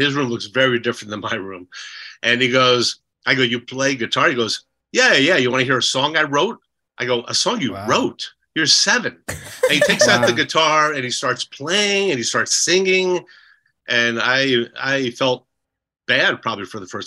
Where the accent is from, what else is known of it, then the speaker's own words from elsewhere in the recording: Edison, New Jersey, United States; moved away as an adult; also born or lived in New Brunswick, New Jersey / Los Angeles; I'm from Jersey, and we had just moved to Edison, New Jersey, from New Brunswick